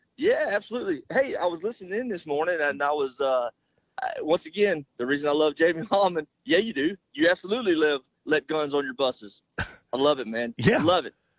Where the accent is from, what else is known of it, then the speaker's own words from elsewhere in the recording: Southeast Arkansas, United States; I grew up in Southeast Arkansas